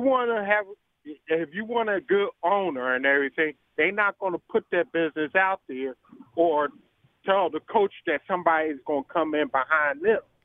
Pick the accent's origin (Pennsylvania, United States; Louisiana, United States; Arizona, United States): Pennsylvania, United States; Philadelphia; now in Alabama, United States; you're in my hometown of Philly